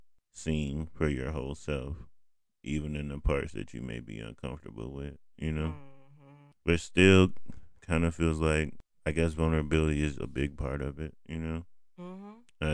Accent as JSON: {"language": "English", "country": "United States"}